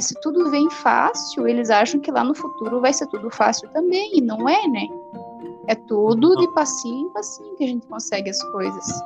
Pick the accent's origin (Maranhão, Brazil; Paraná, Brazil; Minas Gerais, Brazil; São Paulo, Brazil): Paraná, Brazil; Francisco Beltrão; Eu sou de Francisco Beltrão e sou formada em Ciências Contábeis